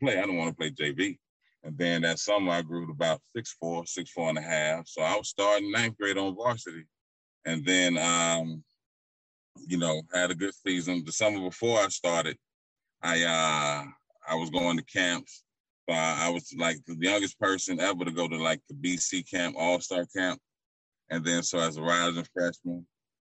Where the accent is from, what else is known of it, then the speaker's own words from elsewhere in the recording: St. Petersburg, Florida, United States; I'm from St. Pete